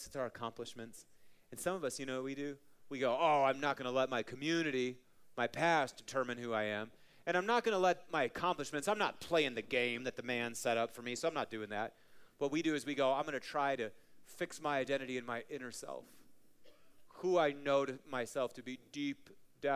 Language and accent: English; Marshfield, Wisconsin, United States; now in Colorado, United States; a little town that I grew up in, Marshfield, Wisconsin